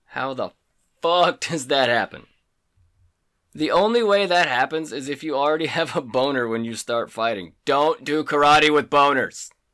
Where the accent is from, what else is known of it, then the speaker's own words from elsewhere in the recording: Skiatook, Oklahoma, United States; moved away; I'm from Oklahoma. We'll just say Tulsa 'cause no one has ever heard of where I'm actually fucking from. Skytook.